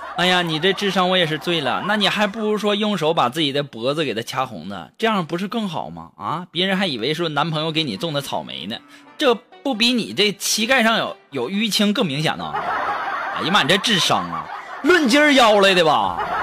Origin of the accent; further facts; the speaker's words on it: China; 我们中国人太厉害了